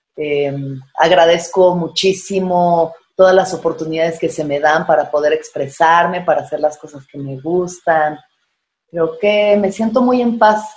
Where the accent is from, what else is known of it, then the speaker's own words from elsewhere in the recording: Mexico; como mexicanos, como que somos pues eso, muy doble cara